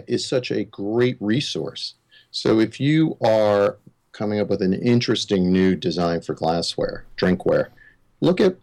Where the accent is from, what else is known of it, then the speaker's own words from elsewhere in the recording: Long Island, New York, United States; I grew up on Long Island in the 70s